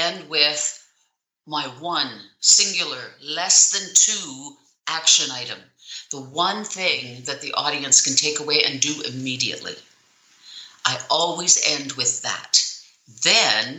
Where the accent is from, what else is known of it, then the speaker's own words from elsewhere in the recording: Canada; I'm Canadian.